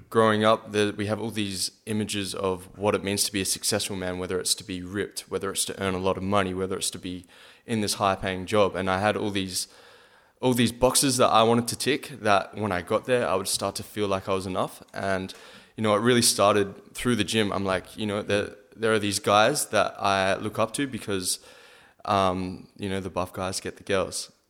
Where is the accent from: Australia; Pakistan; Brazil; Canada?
Australia; Adelaide, South Australia; my hometown